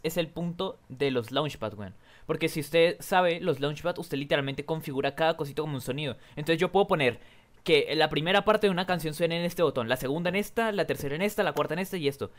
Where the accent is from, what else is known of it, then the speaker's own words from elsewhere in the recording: Colombia; yo soy de Colombia